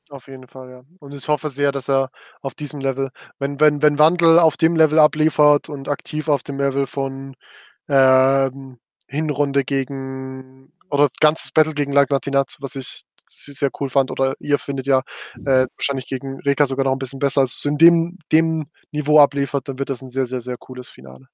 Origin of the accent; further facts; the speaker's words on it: Frauenfeld, Thurgau, Switzerland; ich komme aus Frauenfeld